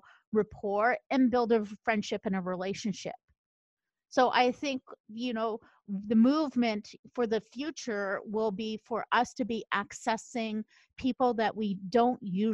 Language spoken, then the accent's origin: English; Canada; I'm from Canada